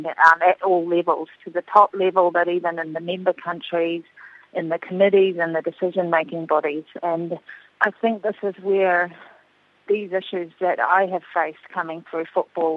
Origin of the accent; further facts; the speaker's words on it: Auckland, New Zealand; I grew up in West Auckland and I played my football there and also through high school